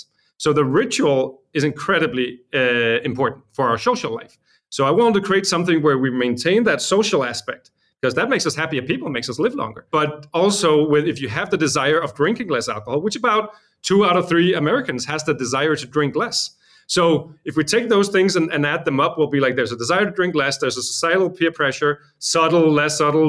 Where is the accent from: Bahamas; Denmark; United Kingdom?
Denmark; Copenhagen, Capital Region of Denmark; also born or lived in Los Angeles; I'm from Copenhagen, Denmark.